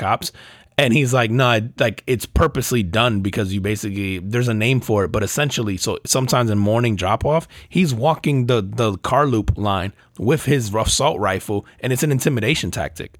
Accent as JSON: {"language": "English", "country": "United States"}